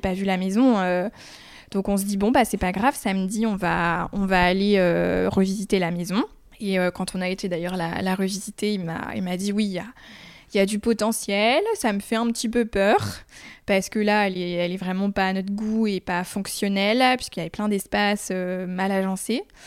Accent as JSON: {"language": "French", "town": "Chartres", "region": "Centre-Val de Loire", "country": "France", "tie": "born or raised there", "moved": "yes", "lives_now": "Poitiers, France", "said": "j'ai grandi à Chartres"}